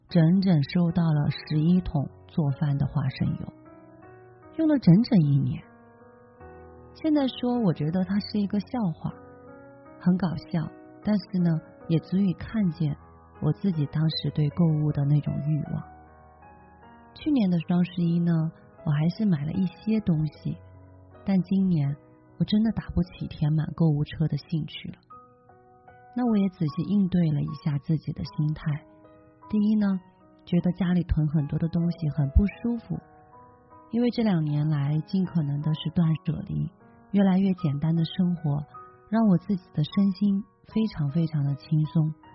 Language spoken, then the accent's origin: Chinese; China; 我们中国人